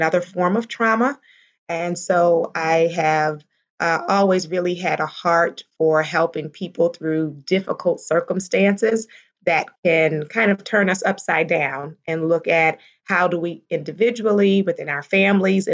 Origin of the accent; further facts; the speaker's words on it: Baltimore, Maryland, United States; I grew up primarily in Baltimore, Maryland, and I was a pastor's daughter